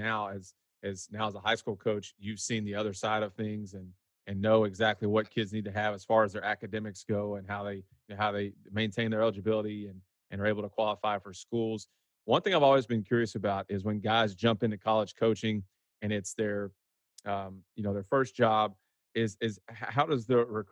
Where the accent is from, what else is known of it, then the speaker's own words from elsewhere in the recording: Huntsville, Texas, United States; my neck of the woods from where I grew up there in Huntsville